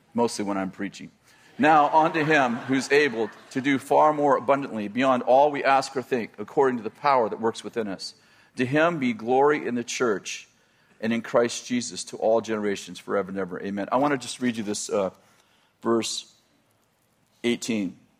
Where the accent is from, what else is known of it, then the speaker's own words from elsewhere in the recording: the Bay Area, California, United States; moved away as an adult; also born or lived in Weaverville, California; I was raised in the Bay Area at 20 years old, 22 years old. Yeah, 22 years old, we moved to Weaverville, so pretty isolated